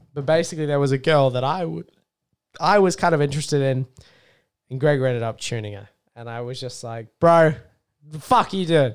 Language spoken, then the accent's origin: English; Australia; I'm an Australian.